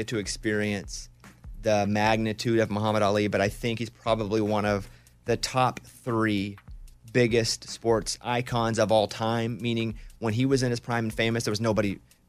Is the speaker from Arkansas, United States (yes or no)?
yes; Arkansas, United States; Because where I grew up in Arkansas, there were never celebrities.